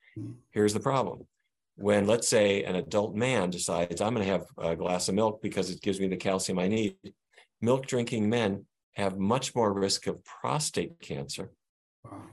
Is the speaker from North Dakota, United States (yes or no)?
yes; Fargo, North Dakota, United States; now in Washington, D.C., United States; the 1950s view that I grew up with in Fargo, North Dakota